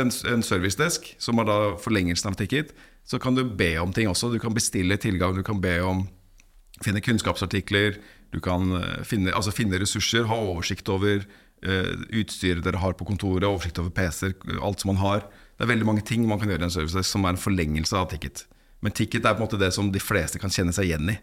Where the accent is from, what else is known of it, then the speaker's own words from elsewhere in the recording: Norway; Ellers er jeg norsk